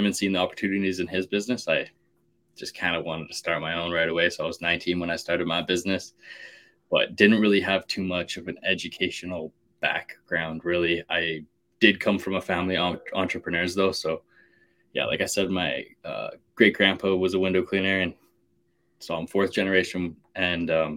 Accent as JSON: {"language": "English", "town": "Calgary", "region": "Alberta", "country": "Canada", "tie": "born or raised there", "said": "born and raised in Calgary, Alberta, Canada"}